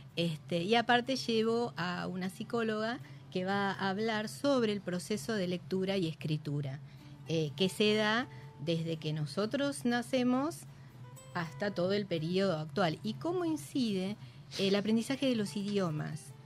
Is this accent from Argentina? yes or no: yes; Chivilcoy, Buenos Aires Province, Argentina; yo soy de Chivilcoy